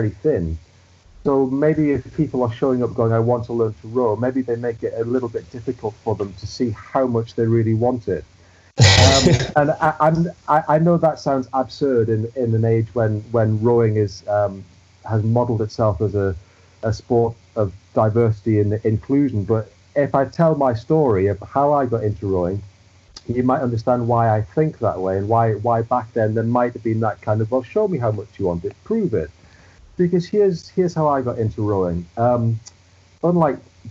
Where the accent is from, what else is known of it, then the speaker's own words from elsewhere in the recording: the Northeast, North East England, United Kingdom; moved away as an adult; now in Manchester, United Kingdom; Growing up in the Northeast, where football is king